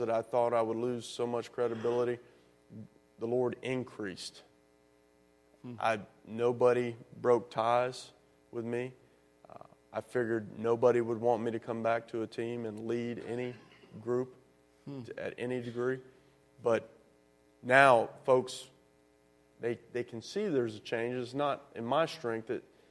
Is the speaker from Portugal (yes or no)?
no; the South, United States; growing up in the South